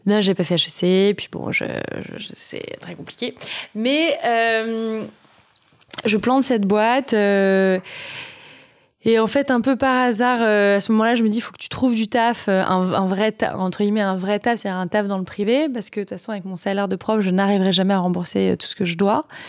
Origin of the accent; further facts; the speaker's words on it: Vichy, Auvergne-Rhône-Alpes, France; also born or lived in Moulins; Je suis née à Moulins et j'ai grandi à Vichy